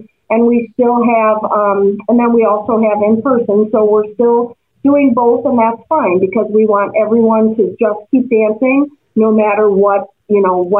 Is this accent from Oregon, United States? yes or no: no; Milwaukee, Wisconsin, United States; I am born and raised in Milwaukee, Wisconsin.